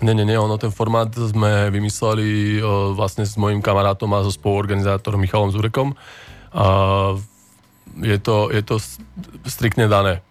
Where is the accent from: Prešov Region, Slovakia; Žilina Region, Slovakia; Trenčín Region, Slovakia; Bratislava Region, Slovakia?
Žilina Region, Slovakia; Dolný Kubín; u nás v Dolnom Kubine, keď sme začínali